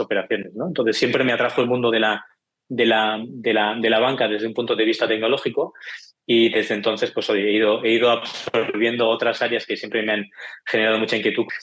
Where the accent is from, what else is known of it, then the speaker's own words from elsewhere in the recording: Barcelona, Catalonia, Spain; yo soy de Barcelona, ya verás por el acento